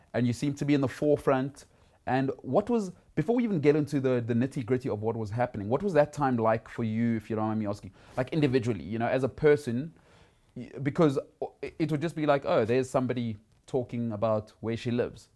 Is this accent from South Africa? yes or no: yes; South Africa; I'm middle class, I'm South African